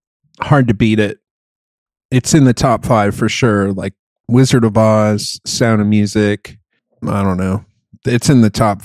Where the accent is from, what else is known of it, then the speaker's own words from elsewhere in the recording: Germany; moved away; where I grew up in Germany